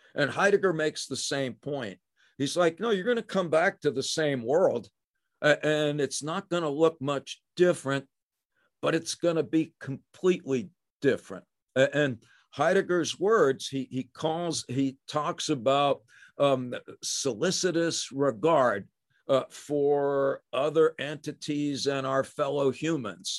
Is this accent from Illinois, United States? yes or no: no; New Jersey, United States; also born or lived in Brooklyn, New York; I was born in Brooklyn. I grew up in New Jersey.